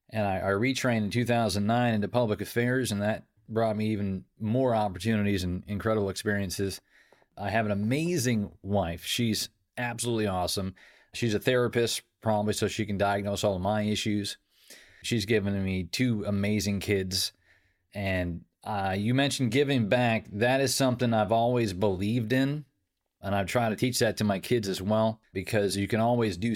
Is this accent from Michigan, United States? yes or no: no; Troy, New Hampshire, United States; I grew up in Troy, New Hampshire, small town America. People often hear my voice and they say, You sound like you're from the South. Where are you from? And I'm like, I'm from Southern New Hampshire.